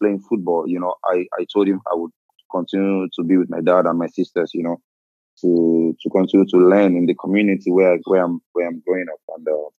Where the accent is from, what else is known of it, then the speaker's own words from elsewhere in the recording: Lagos, Nigeria; moved away as an adult; also born or lived in Edo State; now in Lille, France; I'm from Edo State originally, but I was born and I grew up in Lagos